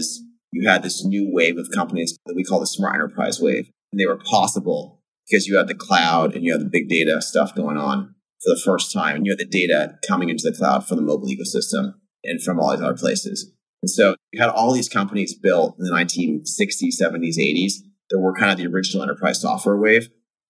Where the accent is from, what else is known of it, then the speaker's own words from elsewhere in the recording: Fremont, California, United States; I grew up in Fremont, California, decidedly middle class